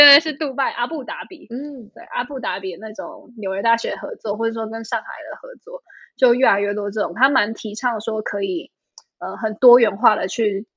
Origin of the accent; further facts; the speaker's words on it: Taipei, Taiwan; moved away as an adult; also born or lived in New York, United States; now in Shanghai, China; 我是出生长大在对。台北